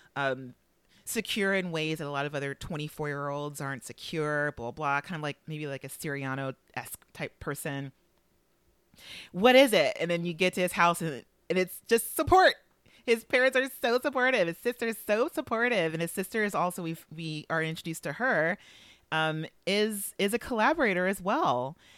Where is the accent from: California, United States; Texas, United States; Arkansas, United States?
California, United States; Los Angeles; I would like to set the mood for Los Angeles as my hometown